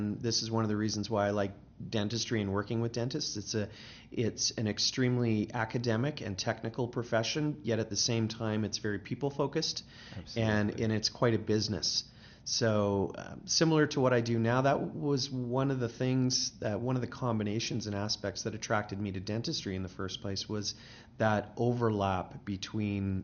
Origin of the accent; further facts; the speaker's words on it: British Columbia, Canada; moved away as an adult; now in Calgary, Canada; I'm originally from British Columbia